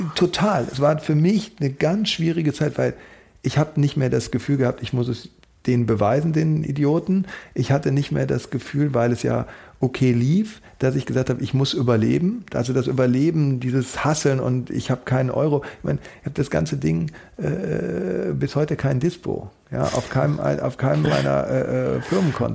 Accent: Germany; also born or lived in Paris / Berlin; ich bin Deutscher, aber meine Mutter ist Holländerin

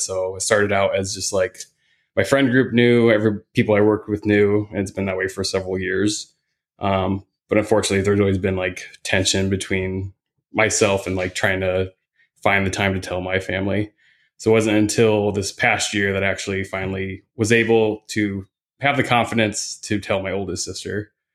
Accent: Indiana, United States; now in Phoenix, United States; I grew up in the Midwest. I'm from Indiana.

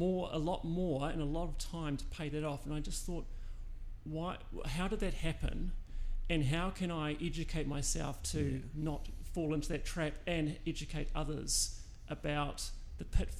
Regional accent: Auckland, New Zealand; also born or lived in London; I'm an Auckland boy, so I grew up in Epsom. I went to Auckland Boys Grammar and finished up at Senior College.

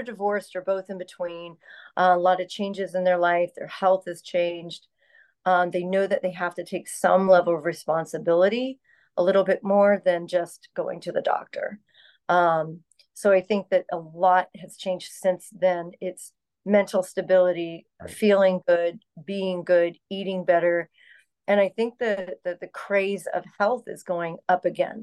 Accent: Orlando, Florida, United States; Being born and raised in Orlando

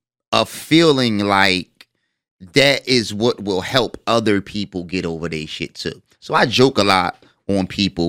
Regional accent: Philadelphia, Pennsylvania, United States; the way that I grew up, right, and where I grew up in North Philly

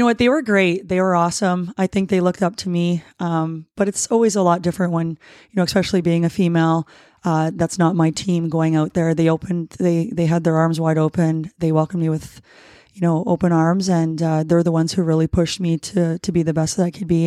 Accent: Ruthven, Ontario, Canada; moved away as an adult; also born or lived in Windsor, Ontario / Leamington, Ontario; now in White Rock, Canada; born and raised in, uh, Windsor, Ontario. Um, I say Windsor because if I say where I was really born and raised, people wouldn't know where that is. Um, I was actually Ruthven

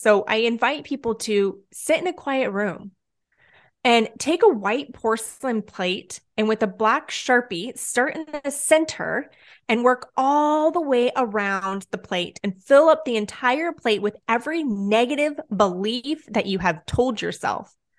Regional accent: Southern California, United States; I'm born and raised in Southern California.

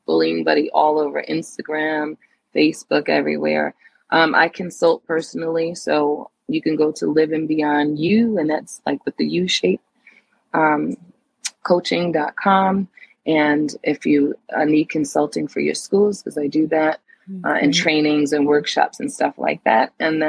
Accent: New Jersey, United States; now in Arizona, United States; I'm from New Jersey.

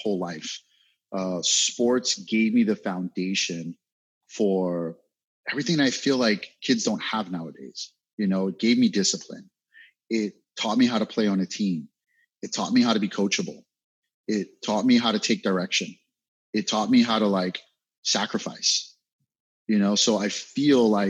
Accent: New York City, New York, United States; I'm from Brooklyn, New York

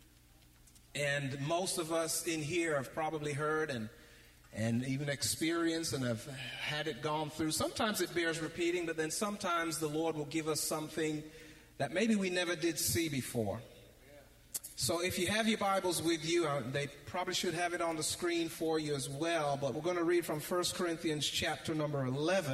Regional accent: Canada; when I was growing up in Canada. I was in junior high school.

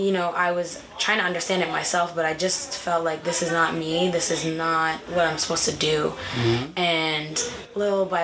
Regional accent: Portland, Maine, United States; I was born in Portland, Maine. I was raised there as well.

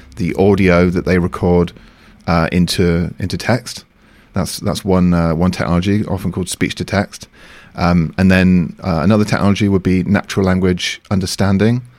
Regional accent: United Kingdom; moved away as an adult; also born or lived in Beijing, China; now in France; I'm from the U K

